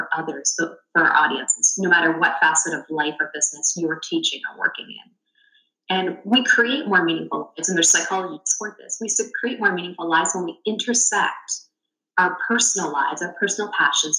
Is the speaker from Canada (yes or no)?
yes; Canada; being Canadian